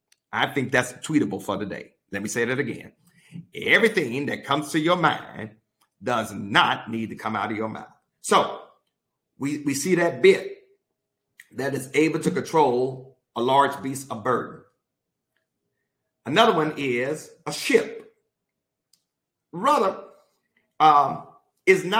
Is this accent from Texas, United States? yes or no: no; Mississippi, United States; I'm from Mississippi